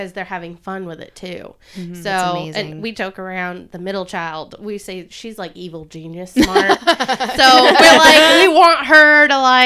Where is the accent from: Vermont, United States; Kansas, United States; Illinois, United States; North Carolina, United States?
Vermont, United States; born or raised there; moved away